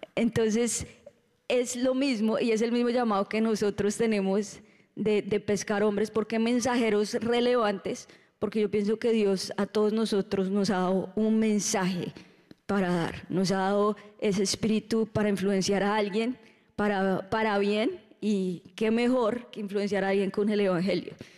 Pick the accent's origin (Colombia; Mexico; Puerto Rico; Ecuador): Colombia; now in Orlando, United States; Estuvimos un mes en Colombia Uh, disfrutando de la tierrita